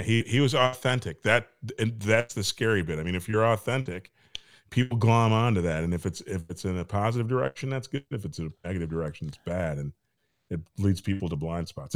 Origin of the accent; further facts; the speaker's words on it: Michigan, United States; moved away; I came from Michigan